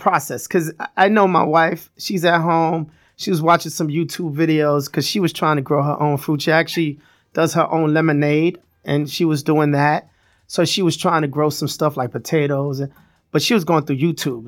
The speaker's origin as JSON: {"language": "English", "town": "New York City", "region": "New York", "country": "United States", "tie": "born or raised there", "said": "I'm from Brooklyn, raised in Brooklyn"}